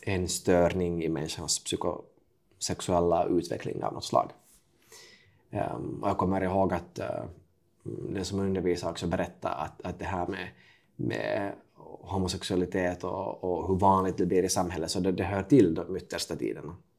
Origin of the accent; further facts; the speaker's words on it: Kokkola, Central Ostrobothnia, Finland; jag är alltså född 1993 i Karleby mm. på västkusten i Finland. det är En ganska typisk tvåspråkig familj, så jag pratar finska med pappa och eh, svenska med mamma